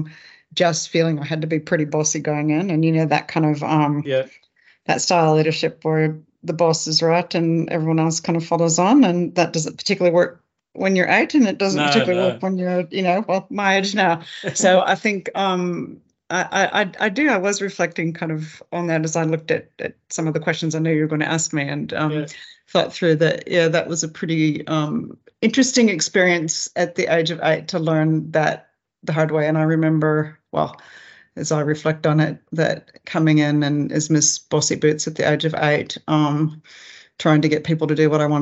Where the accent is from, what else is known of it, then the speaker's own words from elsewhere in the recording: Alaska, United States; moved away as an adult; also born or lived in England / Papua New Guinea; now in Australia; I grew up in Alaska